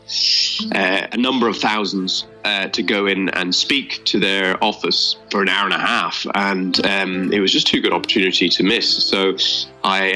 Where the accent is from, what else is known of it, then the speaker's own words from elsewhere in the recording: Ireland; moved away; I'm Irish originally